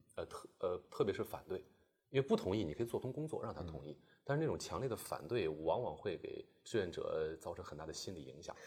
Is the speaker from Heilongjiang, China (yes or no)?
no; Shanghai, China; moved away as an adult; also born or lived in Beijing; 我来自于上海，就是嗯。从小在上海这个大都市